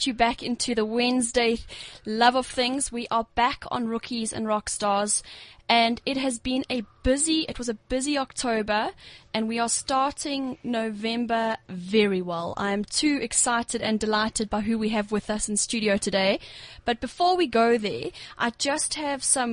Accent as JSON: {"language": "English", "town": "Durban", "region": "KwaZulu-Natal", "country": "South Africa", "said": "we're both from Derbs"}